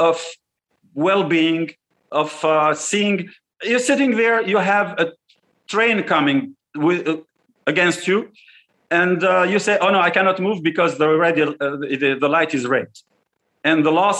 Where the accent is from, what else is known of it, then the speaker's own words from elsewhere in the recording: Tunisia; moved away; also born or lived in United States; as a Tunisian, as also somebody who is back and forth between the United States and Tunisia